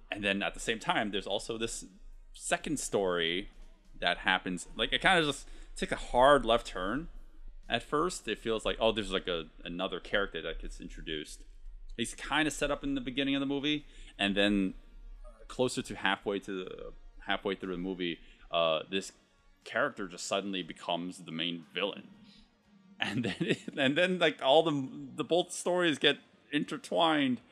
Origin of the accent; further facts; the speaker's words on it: United States; I'm Chinese American.